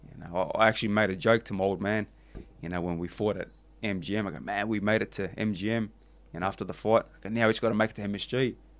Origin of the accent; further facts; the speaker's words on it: Australia; I'm the Aussie guy